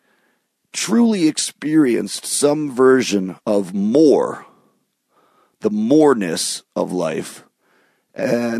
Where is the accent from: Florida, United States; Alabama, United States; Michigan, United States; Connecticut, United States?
Michigan, United States; southeast; moved away; also born or lived in New York City; growing up in Michigan, in southeast Michigan, very close to Ontario, to Windsor